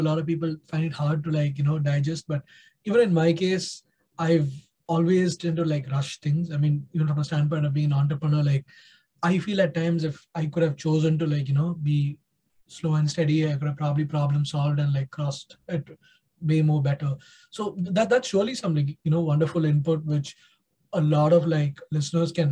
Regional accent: India; being an Indian myself

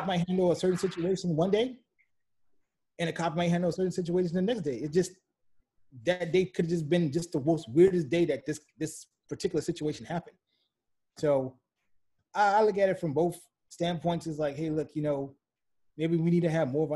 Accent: New Orleans, Louisiana, United States; growing up in New Orleans

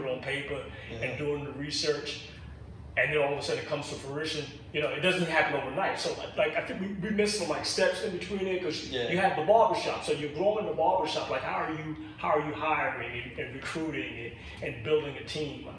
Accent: New York City, New York, United States; I grew up in Brooklyn Bed Stuy

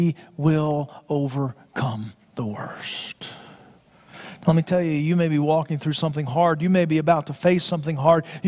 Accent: Florida, United States; Growing up in Florida

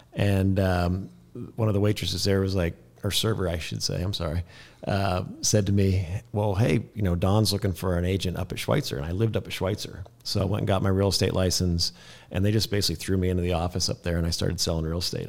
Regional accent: Kansas, United States; moved away as an adult; also born or lived in Chicago / Colorado; now in North Idaho, United States; I grew up in Kansas

